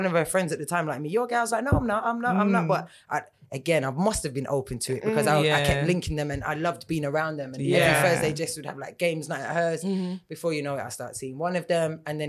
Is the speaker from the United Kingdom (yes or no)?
yes; Birmingham, West Midlands, United Kingdom; although I'm mixed race, right, and I grew up in Brum, and Brum's very black, as it is, very Jamaican as well.